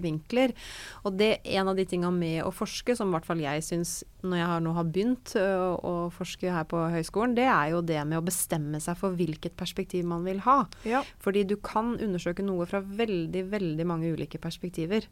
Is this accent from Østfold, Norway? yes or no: yes; Fredrikstad, Østfold, Norway; also born or lived in Trondheim; jeg bodde hjemme i Fredrikstad